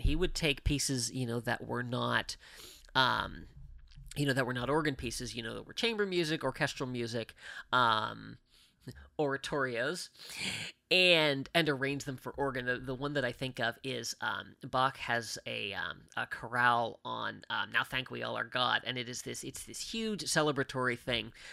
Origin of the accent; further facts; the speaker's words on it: Mount Lebanon, Pennsylvania, United States; I grew up in a town called Mount Lebanon